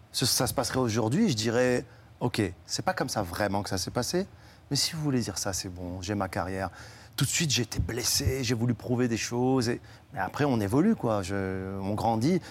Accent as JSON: {"language": "French", "country": "Morocco", "moved": "yes", "lives_now": "France", "said": "Je suis immigré en France et je suis marocain"}